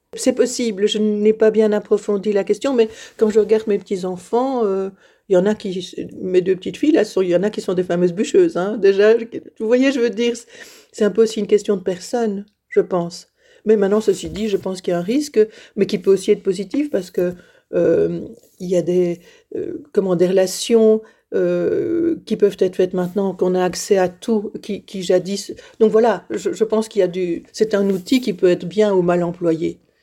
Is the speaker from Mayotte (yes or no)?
no; Liège, Wallonia, Belgium; moved away as an adult; Je suis née à Liège. Euh, et j'ai vécu à Liège toute ma vie, enfin jusqu'à 21